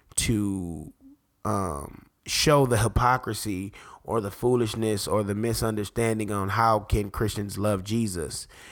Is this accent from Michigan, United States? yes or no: yes; Detroit, Michigan, United States; I'm from Detroit, so I, I grew up in the era when people were getting shot for glasses